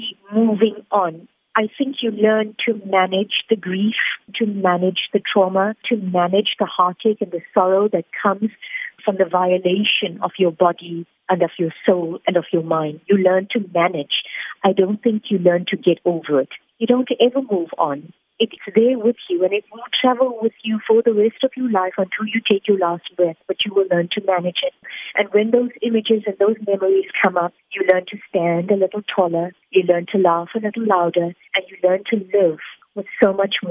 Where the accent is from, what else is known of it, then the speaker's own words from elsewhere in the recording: South Africa; I am a South African woman. I am an Indian woman